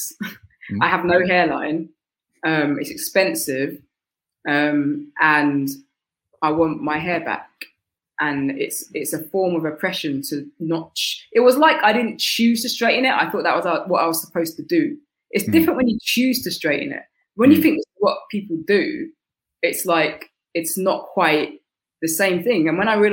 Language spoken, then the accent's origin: English; United Kingdom; We're British